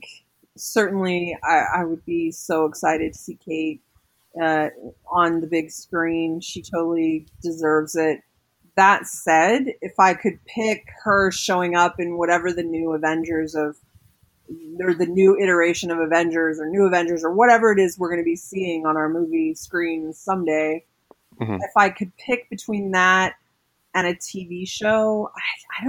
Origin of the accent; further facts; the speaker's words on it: West Coast, United States; I grew up in the West Coast as well.